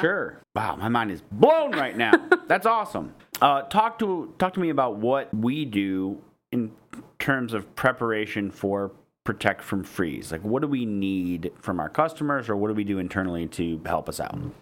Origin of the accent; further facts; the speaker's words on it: Michigan, United States; I'm from Michigan